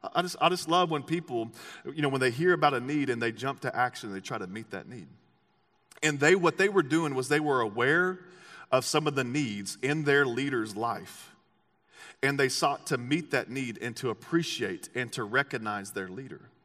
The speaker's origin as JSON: {"language": "English", "region": "Texas", "country": "United States", "said": "I'm an American and I'm from Texas"}